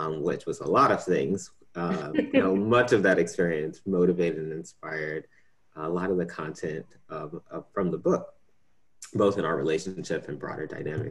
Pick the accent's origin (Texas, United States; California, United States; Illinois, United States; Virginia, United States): Illinois, United States; Chicago; right here in my hometown of Chicago